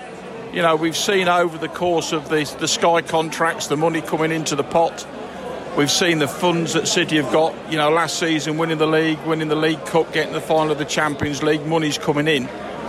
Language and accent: English; East Midlands, United Kingdom; born there; Well, I'm from born in South Lincolnshire. I've been going to see City since 1968.